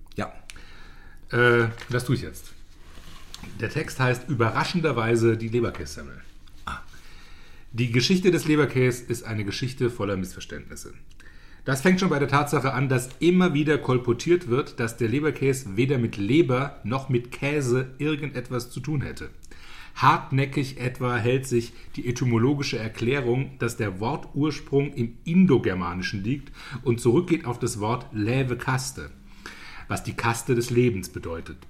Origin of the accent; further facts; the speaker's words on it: Zweibrücken, Rhineland-Palatinate, Germany; ich komme ja aus Zweibrücken